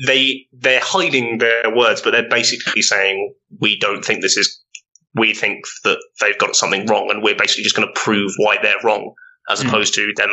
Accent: United Kingdom; That was me being British.

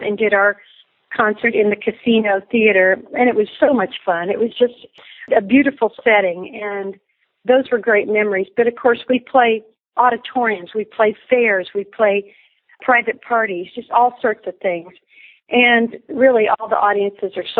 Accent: Indiana, United States; now in Texas, United States; I grew up in Indiana, and I will always love Indiana. That will always be my home place in my heart

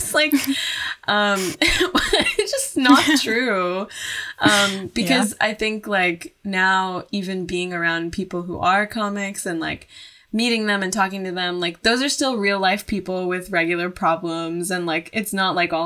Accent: United States; an American person

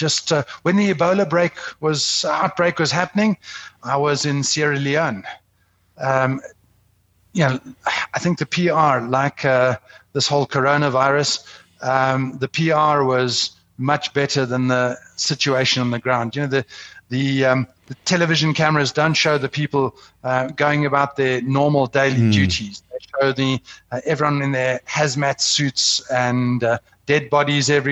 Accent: South Africa; as a South African

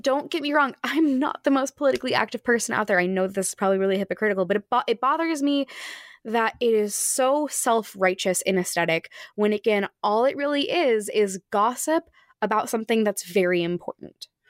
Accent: Phoenix, Arizona, United States; I come from Phoenix, Arizona.

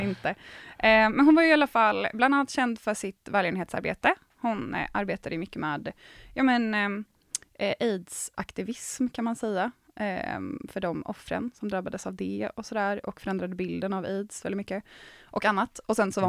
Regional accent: Gothenburg, Västra Götaland, Sweden; Jag är från typ Göteborg

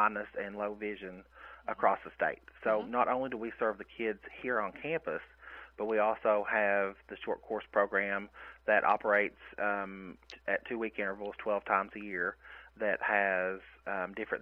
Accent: Prestonsburg, Kentucky, United States; moved away; So I am originally from Prestonsburg, Kentucky, in far eastern Kentucky.

